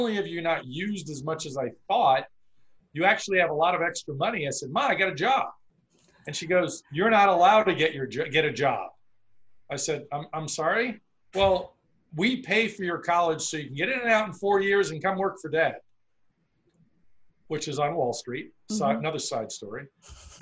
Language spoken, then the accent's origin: English; Long Island, New York, United States; the beach where I grew up in New York on Long Island